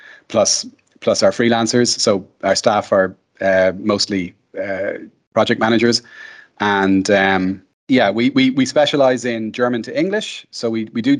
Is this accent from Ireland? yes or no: yes; Ireland; I'm Irish